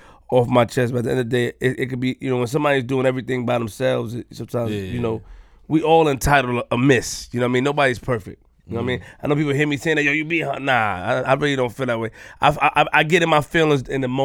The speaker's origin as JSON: {"language": "English", "town": "New York City", "region": "New York", "country": "United States", "said": "I'm from Queens"}